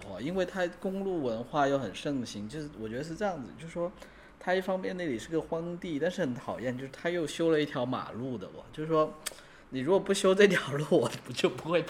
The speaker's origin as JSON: {"language": "Chinese", "town": "Shenzhen", "region": "Guangdong", "country": "China", "tie": "born or raised there", "said": "呃主要是我们这些从小在深圳长大的，"}